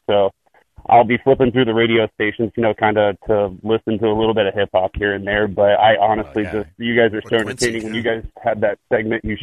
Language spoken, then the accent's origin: English; Midwest, United States; I'm from the Midwest